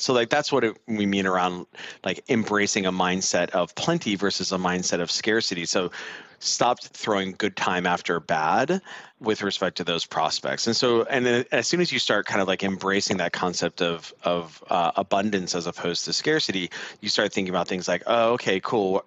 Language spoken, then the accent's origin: English; Southern California, United States; accent: Southern California; I'm from I'm from Southern California